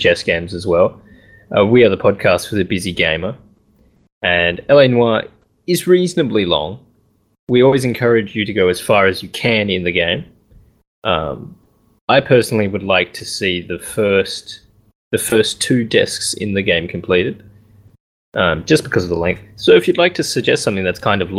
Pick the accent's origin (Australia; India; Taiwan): Australia